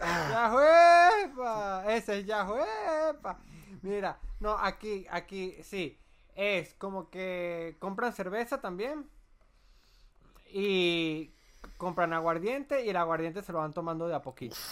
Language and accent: Spanish; Venezuela; moved away as an adult; also born or lived in Chile; now in Colombia; nosotros en Venezuela